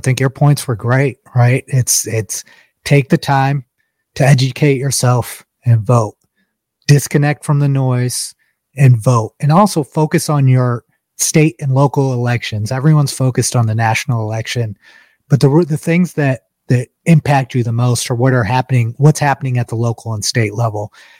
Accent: India; James is Nigerian, I'm Indian, but the experiences are very similar.

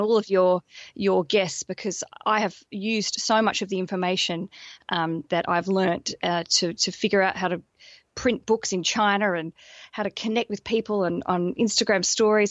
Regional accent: Australia; moved away as an adult; now in London, United Kingdom; I'm an Australian, and I moved to London about five years ago with my husband

